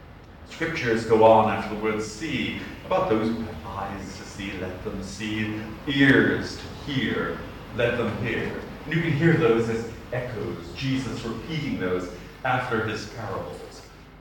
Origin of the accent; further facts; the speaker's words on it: Boston, Massachusetts, United States; accent: Bostonian; moved away; I am a Bostonian, so I have a Bostonian accent. I've got a funny accent